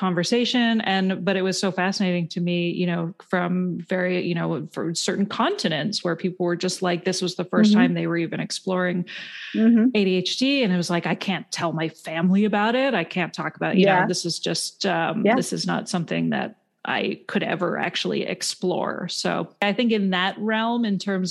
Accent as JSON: {"language": "English", "country": "Canada", "tie": "born or raised there", "moved": "as an adult", "lives_now": "United States", "said": "I grew up in Canada and moved to the States when I was 27"}